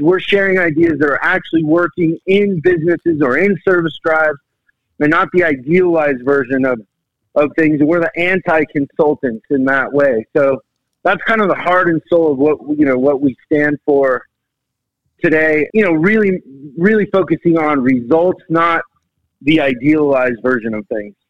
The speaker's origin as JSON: {"language": "English", "town": "Seattle", "region": "Washington", "country": "United States", "said": "I'm from Seattle"}